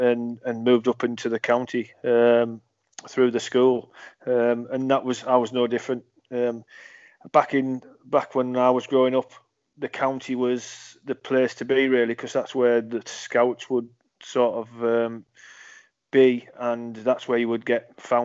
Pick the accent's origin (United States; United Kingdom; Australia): United Kingdom; between Middlesbrough and Whitby, Yorkshire and the Humber; moved away; also born or lived in Birmingham; I'm more of a Yorkshire lad than I am northeast. I always used to say I was from Middlesbrough because it was the biggest town closest to me. But I mean, I was 20 miles away, so it was towards Whitby